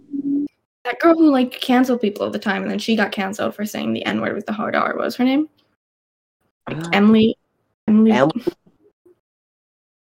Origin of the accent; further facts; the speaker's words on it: Australia; I was raised in Australia